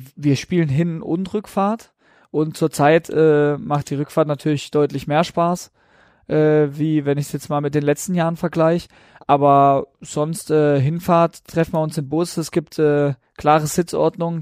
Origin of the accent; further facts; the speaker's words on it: Breisach, Baden-Württemberg, Germany; now in Regensburg, Germany; bei uns in Preisach, da bin ich aufgewachsen und geboren